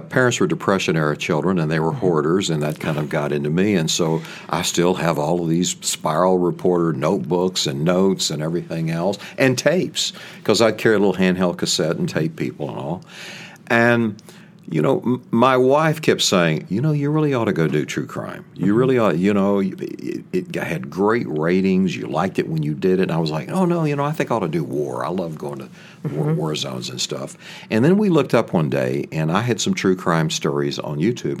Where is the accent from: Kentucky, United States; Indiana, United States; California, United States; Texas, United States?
Texas, United States; Paris; and so Bill was from Marshall, Texas, and I'm from Paris, Texas. Same, you know, makeup of everything. And then, you know, as I started doing television, it started going away, and living up east, it went away.